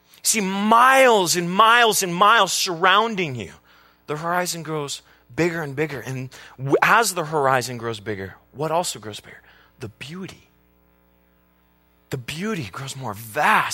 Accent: Carpinteria, California, United States; we grew up in Carpinteria, California, near the beach

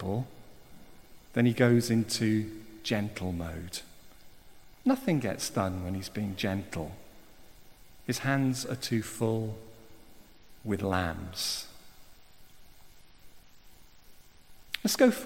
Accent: South Wales, United Kingdom; I'm from South Wales

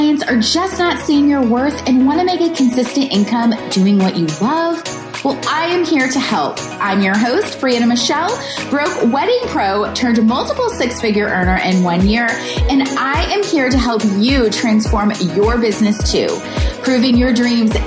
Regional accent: Louisville, Kentucky, United States; I grew up in the Midwest in Louisville, Kentucky

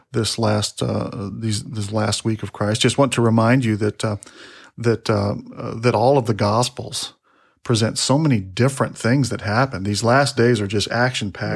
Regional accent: Texas, United States; we're from Texas. You know, we're down here in Texas

